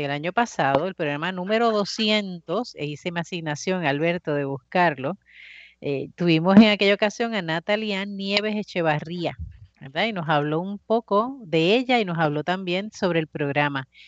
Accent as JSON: {"language": "Spanish", "town": "Bayamón", "country": "Puerto Rico", "lives_now": "Cataño, Puerto Rico", "said": "Ah, Ave María, excelente pueblo, el mejor pueblo, yo soy de ahí."}